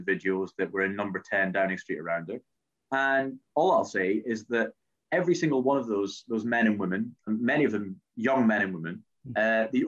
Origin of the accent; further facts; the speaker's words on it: Scotland, United Kingdom; I am Scottish